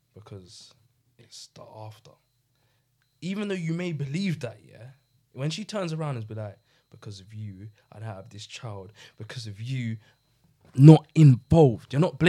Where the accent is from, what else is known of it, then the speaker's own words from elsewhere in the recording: Ghana; No, I am already Ghanaian, bro.